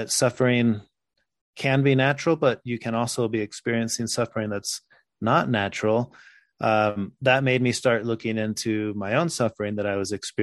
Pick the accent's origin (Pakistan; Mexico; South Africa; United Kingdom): Mexico; also born or lived in Texas, United States; now in Utah, United States; I was born in Texas. I grew up in Mexico.